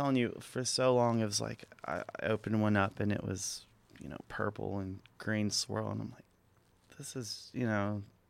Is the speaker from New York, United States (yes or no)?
no; Corpus Christi, Texas, United States; now in Austin, United States; Yeah, I'm from Corpus.